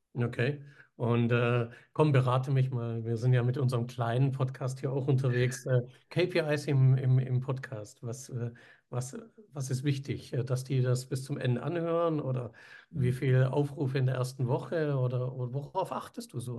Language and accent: German; Villingen-Schwenningen, Baden-Württemberg, Germany; wir kommen ja aus dem Süden da. Schwenning, ja, Eishockeystadt.